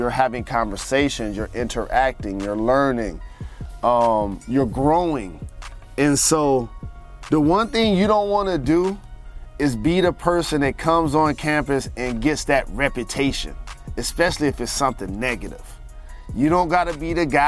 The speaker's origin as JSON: {"language": "English", "town": "Detroit", "region": "Michigan", "country": "United States", "tie": "born or raised there", "said": "I'm from Detroit"}